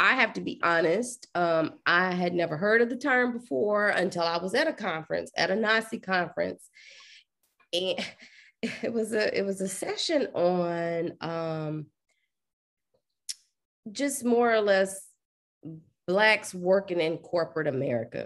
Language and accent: English; Dallas, Texas, United States; also born or lived in Atlanta; I'm an Oak Cliff girl, straight up and down. I'm from Dallas